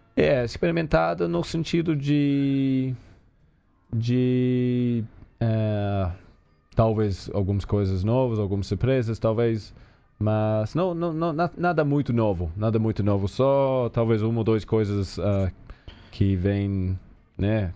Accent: New Zealand; Portuguese is a second language; moved away as an adult; now in Brazil; crescendo na Nova Zelândia

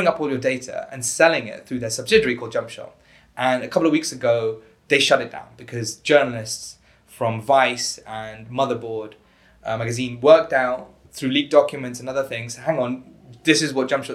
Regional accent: United Kingdom; I'm British, so we pronounce it differently

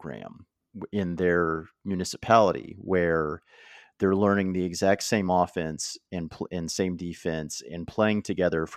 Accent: Oklahoma, United States; moved away; I'm from Oklahoma

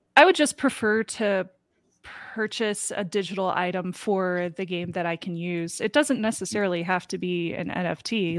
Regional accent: Midwest, United States; Growing up in the Midwest

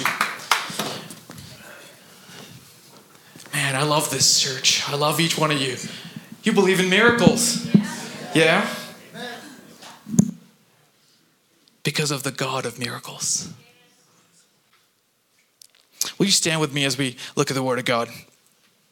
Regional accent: Kuwait; moved away; growing up in Kuwait

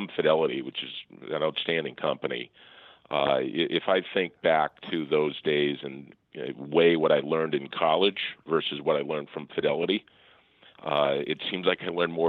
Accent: Falmouth, Massachusetts, United States; also born or lived in Connecticut; I grew up on the Cape in Falmouth, Massachusetts, went to a public high school

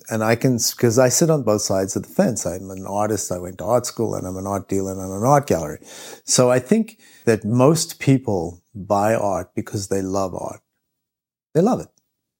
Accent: Switzerland; Or, you know, when we were in New York, I'm from Switzerland, and when I was in New York and I met Daniel

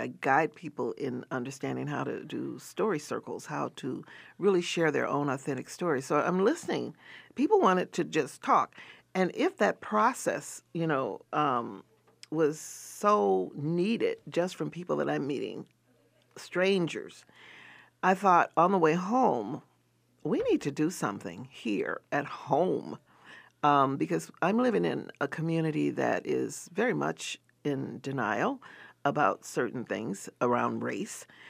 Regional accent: the South, United States; I grew up in the South

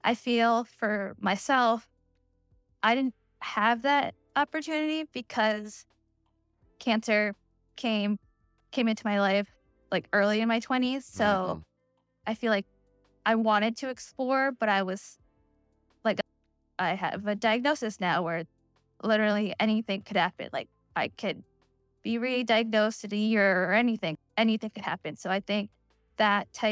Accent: Pennsylvania, United States; I grew up in Pennsylvania and I was like one of the few brown kids there

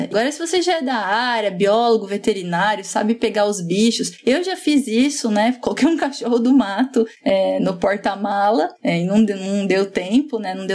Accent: São Raimundo Nonato, Piauí, Brazil; sou de São Raimundo Nonato, Piauí

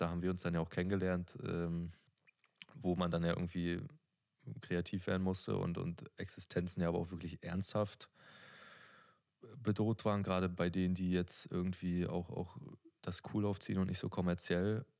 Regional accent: Neustrelitz, Mecklenburg-Vorpommern, Germany; ich bin in Neustrelitz groß geworden

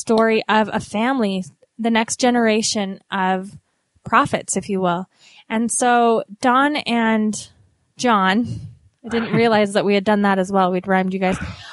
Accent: Utah, United States; accent: Utah; my Utah accent

